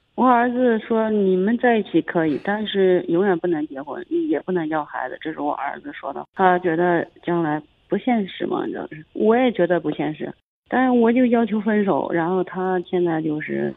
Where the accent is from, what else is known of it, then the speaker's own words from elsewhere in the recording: Zhengzhou, Henan, China; 我郑州市的呀